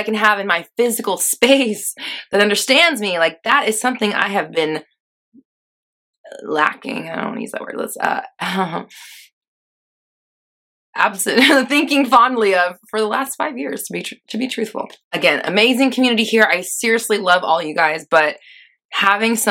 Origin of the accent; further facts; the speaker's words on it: Los Angeles, California, United States; moved away; also born or lived in Denver, Colorado; I'm actually from LA, but I lived there for a long time.